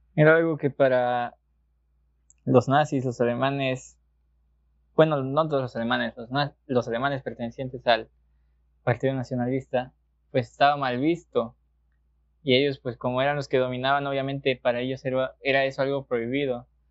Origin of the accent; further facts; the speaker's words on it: Mexico; nosotros aquí no lo notamos siendo mexicanos, pero realmente somos uno de los países más católicos del mundo